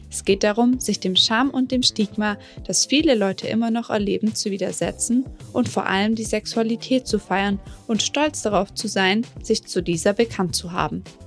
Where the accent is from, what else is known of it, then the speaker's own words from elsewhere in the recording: Germany; Bin halt auch Deutscher